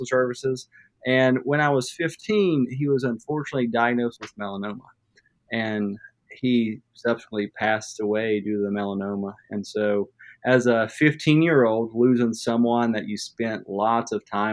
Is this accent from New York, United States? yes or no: no; Madison, West Virginia, United States; also born or lived in Charleston, South Carolina; I grew up in West Virginia, actually in Madison, West Virginia, where I currently practice.